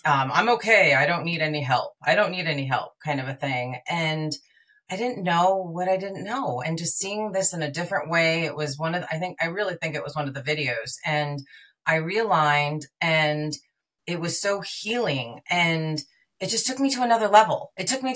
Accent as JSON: {"language": "English", "region": "New York", "country": "United States", "moved": "yes", "lives_now": "California, United States", "said": "I live in California. I'm originally from New York"}